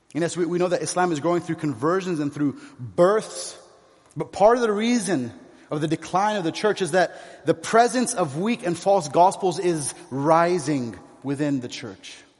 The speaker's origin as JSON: {"language": "English", "town": "San Diego", "region": "California", "country": "United States", "tie": "born or raised there", "also_born_or_lived": "Kuwait", "moved": "as an adult", "lives_now": "Beirut, Lebanon", "said": "I spent most of my life there in San Diego"}